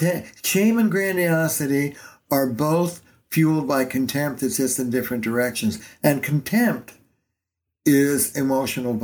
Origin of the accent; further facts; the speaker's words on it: New York, United States; now in Boston, United States; I'm a New Yorker